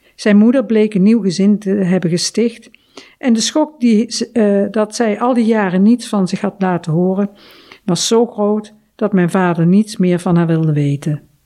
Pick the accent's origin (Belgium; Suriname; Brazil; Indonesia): Indonesia; now in Netherlands; mijn geboorteland